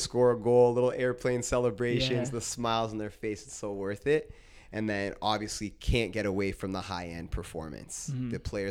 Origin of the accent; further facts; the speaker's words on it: Brantford, Ontario, Canada; And then I would say, Brantford. they would laugh. They would say, no way. They're like, you're this good. You're from Brantford?